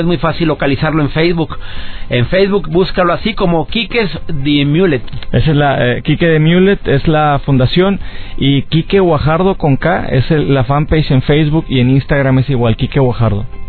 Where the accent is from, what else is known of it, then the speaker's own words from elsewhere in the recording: Mexico; aquí también dando conferencias en, en mi país